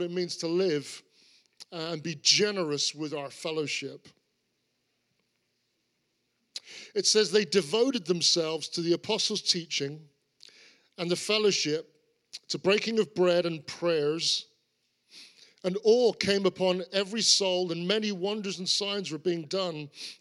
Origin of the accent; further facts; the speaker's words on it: Cornwall, South West England, United Kingdom; I grew up in Cornwall. I'm a Cornishman.